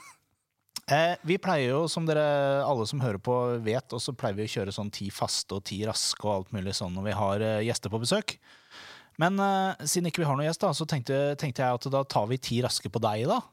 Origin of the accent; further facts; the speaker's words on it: Larvik, Vestfold, Norway; jeg er fra Larvik